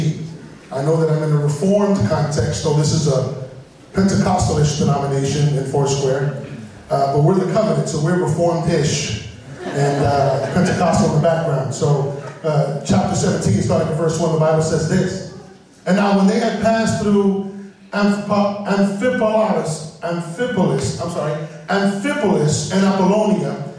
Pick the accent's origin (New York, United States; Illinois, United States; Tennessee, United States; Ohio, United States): New York, United States; New York City; I'm from the South Bronx, and in my context, the church goes back to the preacher.